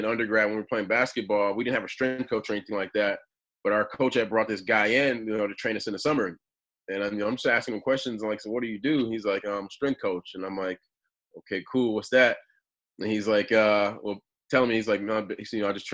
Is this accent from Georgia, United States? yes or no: no; Milwaukee, Wisconsin, United States; moved away as an adult; also born or lived in Stanford, California; So originally I'm from Wisconsin, grew up in Milwaukee